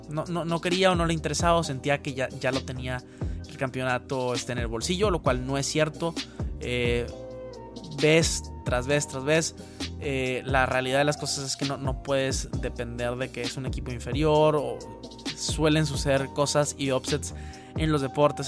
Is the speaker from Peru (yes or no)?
no; Mexico; como mexicano